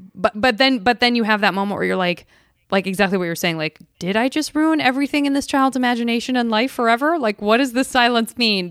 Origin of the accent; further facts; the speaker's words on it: Arizona, United States; moved away as an adult; also born or lived in San Francisco; I'm from Arizona, and I couldn't wait to get out of heat